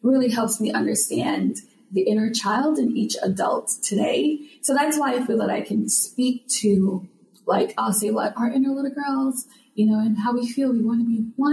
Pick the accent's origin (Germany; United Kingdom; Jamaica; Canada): Jamaica; now in United States; I'm from Jamaica, living here in the States